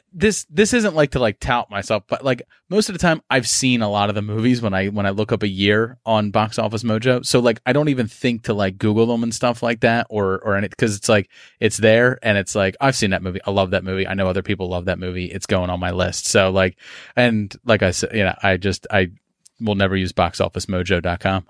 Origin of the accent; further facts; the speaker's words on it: Philadelphia, Pennsylvania, United States; I'm from Philadelphia